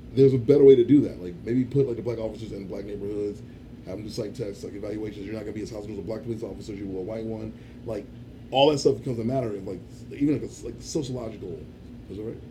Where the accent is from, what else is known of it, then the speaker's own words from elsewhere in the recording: Chicago, Illinois, United States; I grew up on Southside Chicago too, raised by a black family